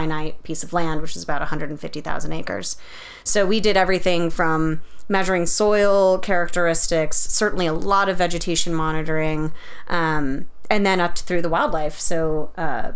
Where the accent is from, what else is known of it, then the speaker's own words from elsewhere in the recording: Colorado, United States; moved away as an adult; also born or lived in Idaho; Growing up in Colorado, we would go camping, go up to the park all the time.